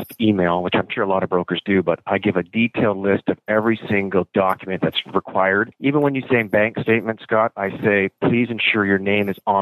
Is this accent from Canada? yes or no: yes; Orillia, Ontario, Canada; now in London, Canada; I'm actually from Orillia, which is just north of Toronto.